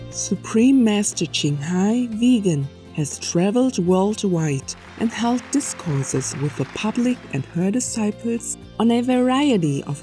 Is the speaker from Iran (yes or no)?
yes; Iran; English is a second language; Uh, I came from Iran.